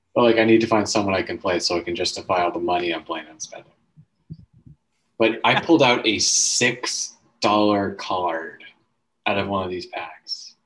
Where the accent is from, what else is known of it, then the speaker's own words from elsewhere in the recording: the Maritimes, Canada; I'm a Canadian man.